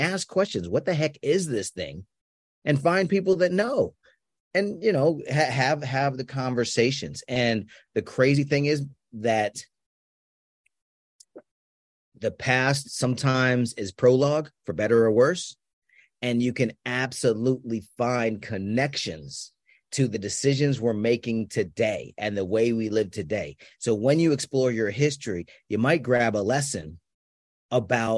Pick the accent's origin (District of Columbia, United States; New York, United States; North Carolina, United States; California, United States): District of Columbia, United States; Washington; now in Austin, United States; I'm from Washington, D.C. originally